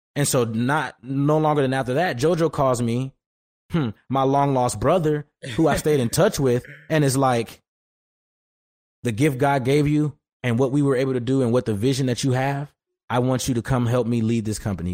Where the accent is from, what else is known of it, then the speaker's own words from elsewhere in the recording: Detroit, Michigan, United States; moved away as an adult; also born or lived in Los Angeles / Houston; back home at Detroit